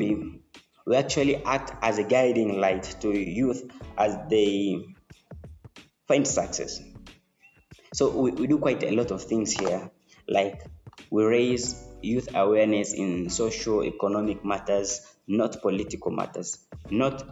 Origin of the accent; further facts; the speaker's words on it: Tanzania; I'm from Tanzania